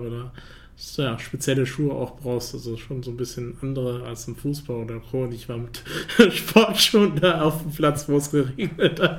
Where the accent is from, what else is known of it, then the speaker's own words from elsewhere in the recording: United States; German is a second language; Ich sehe das auch immer als Amerikaner.